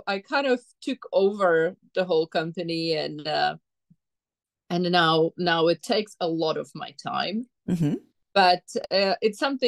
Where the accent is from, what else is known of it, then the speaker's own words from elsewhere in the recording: Czechia; moved away as an adult; now in Japan; Although I'm from Czech Republic, I live here on and off since 2000.